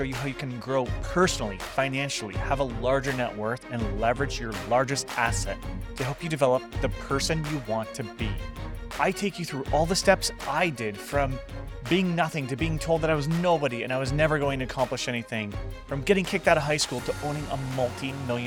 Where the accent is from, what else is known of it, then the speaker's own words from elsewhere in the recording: Windsor, Ontario, Canada; also born or lived in Maine; I was actually born in Maine. So I grew up on the East Coast as well. And then when I was five, my mom, she remarried and the guy there, he got a job here in Windsor. So I just kind of grew up and stayed here.